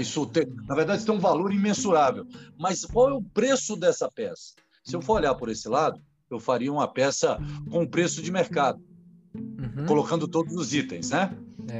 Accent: Brasília, Federal District, Brazil; aqui em Brasília, eu sou de Brasília

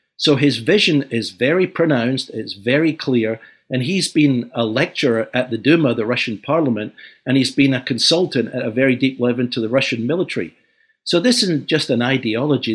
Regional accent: Glasgow, Scotland, United Kingdom; moved away; I was born in Glasgow, uh, in the post-war years

